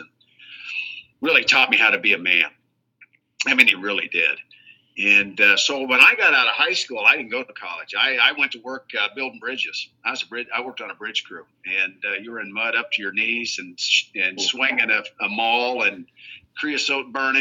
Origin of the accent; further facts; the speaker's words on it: southeast Iowa, United States; moved away as an adult; now in Savannah, Missouri, United States; I came from a small town in southeast Iowa, 200 people